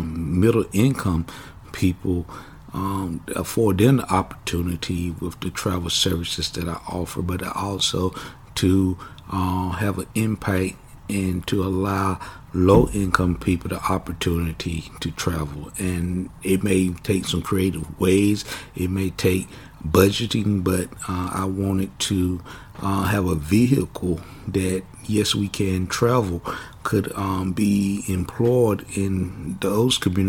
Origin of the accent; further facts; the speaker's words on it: Kinston, North Carolina, United States; moved away as an adult; I was raised born in Kinston, North Carolina, spent my childhood years in Kinston up until about the age of 18.